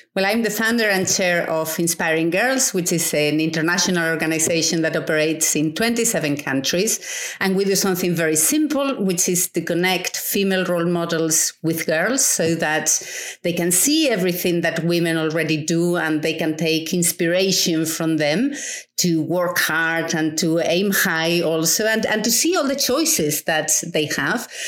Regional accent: Spain; moved away; I grew up in um, in a rural um, village, a small village, yeah. uh, in the middle of nowhere in Spain

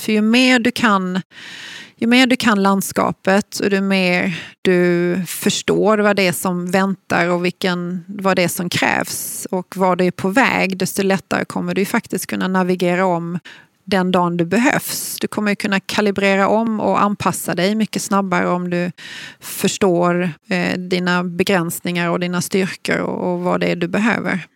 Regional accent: Malmö, Skåne, Sweden; jag är ju född och uppvuxen i Malmö

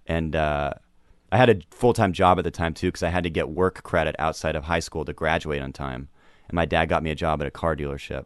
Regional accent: Seattle, Washington, United States; I'm from Seattle

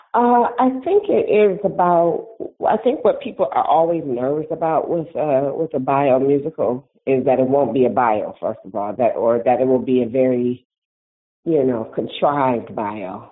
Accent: Detroit, Michigan, United States; I feel really really excited for my hometown.

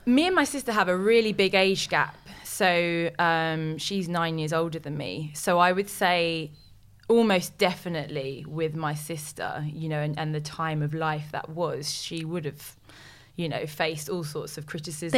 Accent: London, United Kingdom; I am from West London, born and bred, and I've lived there all my life

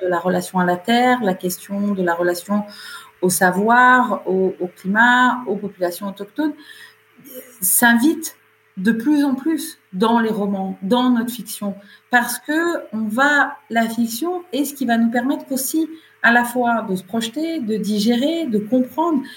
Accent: Camargue, Provence-Alpes-Côte d'Azur, France; il gérait une propriété agricole en Camargue, là où j'ai grandi

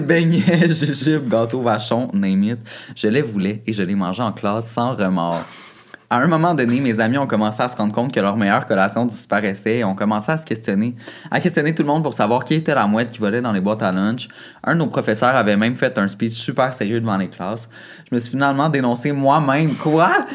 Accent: Saint-Lin–Laurentides, Quebec, Canada; dans mon quartier à moi, moi je venais de Saint-Lin

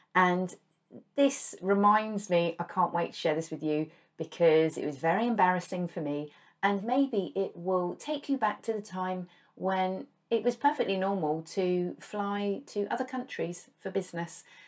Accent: United Kingdom; we in the U K

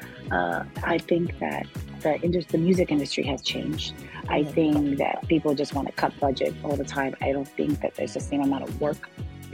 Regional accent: New York, United States; also born or lived in Puerto Rico / Los Angeles; I was from New York

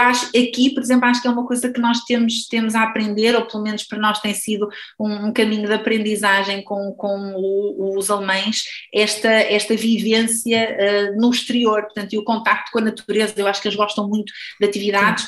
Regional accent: Porto, Norte, Portugal; first language Portuguese; moved away as an adult; also born or lived in Lisbon; now in Germany; eu sendo portuense

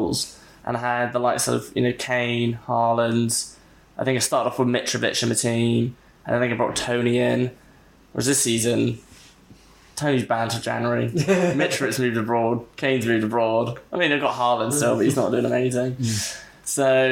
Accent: Somerset, South West England, United Kingdom; I'm from Somerset

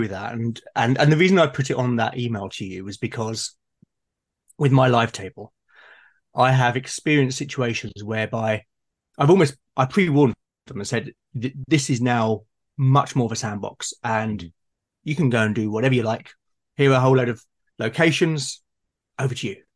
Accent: United Kingdom; I'm being very British, having my cup of tea.

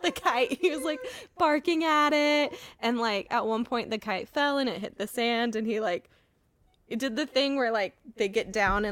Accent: North Carolina, United States; we are from the South. We are from North Carolina

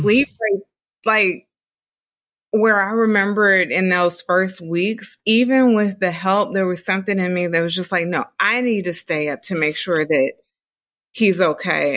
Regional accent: Dayton, Ohio, United States; moved away as an adult; I'm from Dayton, Ohio.

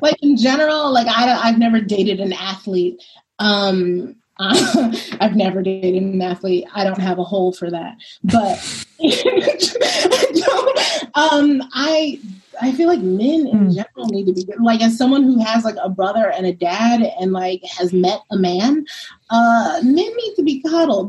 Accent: New York City, New York, United States; also born or lived in Brooklyn; I'm from Brooklyn originally, grew up in Harlem

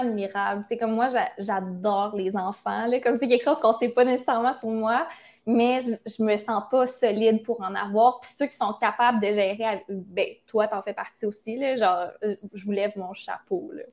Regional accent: Quebec City, Quebec, Canada; moved away as an adult; now in Montreal, Canada; je viens de Québec. Mais j'ai déménagé à Montréal pour les réseaux sociaux, les communications et tout. Mais je me vois vraiment revenir à Québec. comme c'est mes racines, c'est ma famille

